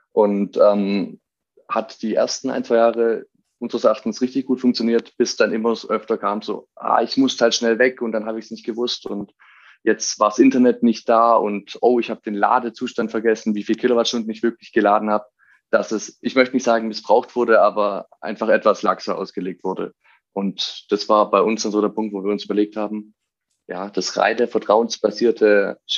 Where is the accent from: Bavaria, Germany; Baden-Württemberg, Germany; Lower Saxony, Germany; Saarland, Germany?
Baden-Württemberg, Germany; Stuttgart; Ich bin als Stuttgarter selbst bei einem großen Automobilhersteller hier gewesen